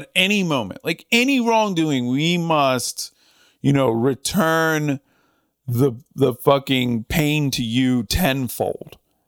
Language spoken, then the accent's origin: English; Northern United States, United States; now in Southern United States; I mean, I'm from the North, you know, I mean, I don't have some like affinity for the Confederacy or whatever. But, you know, I live in the South and I like the South and I've been here a while.